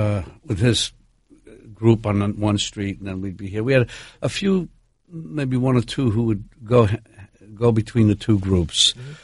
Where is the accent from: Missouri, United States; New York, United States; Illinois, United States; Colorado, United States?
New York, United States; New York City; I'm from where I'm from. I'm from New York.